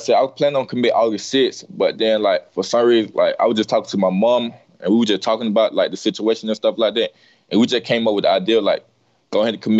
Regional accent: Georgia, United States; born or raised there

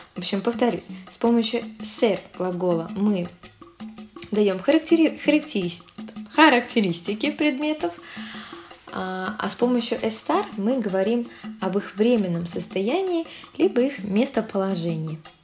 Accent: Saint Petersburg, Russia; Сой де санкт petersburgo я из санкт петербурга

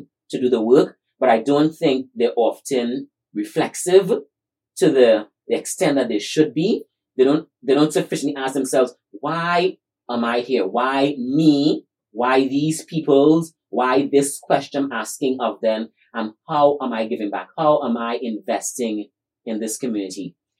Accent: Trinidad & Tobago; he heard me sharing my story that I just shared with you growing up in Trinidad.

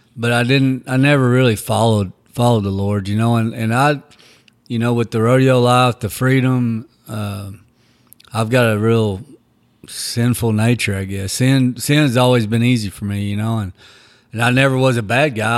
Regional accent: Texas, United States; also born or lived in Oklahoma; I actually grew up in Texas. I was born in Oklahoma, and then we left when I was young and grew up in Texas

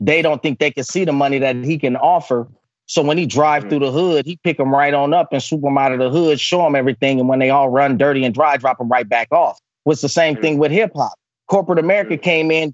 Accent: Oakland, California, United States; I'm a product of that growing up in East Oakland, California

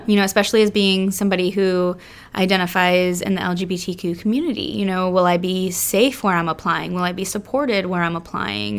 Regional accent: South Florida, United States; we're originally from South Florida and, um, you know, born and raised there

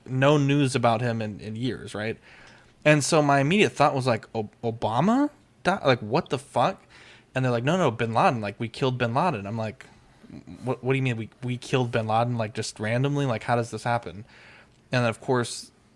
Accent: United States; to be American

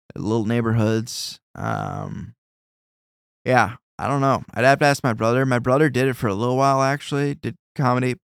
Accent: Davenport, Iowa, United States; growing up in Davenport

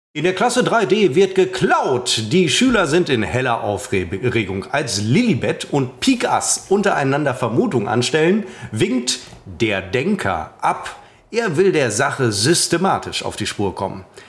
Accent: Münster, North Rhine-Westphalia, Germany; Ich bezeichne mich als Münsteraner.

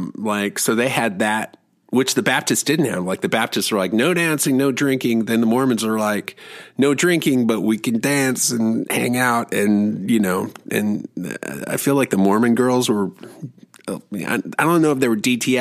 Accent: Germany; moved away; I grew up in Germany

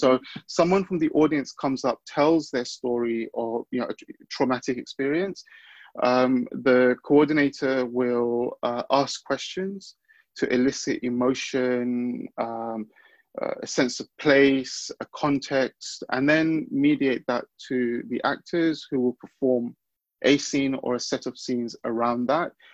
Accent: London, United Kingdom; growing up in London, uh, boys of my background and the neighborhood I was growing up

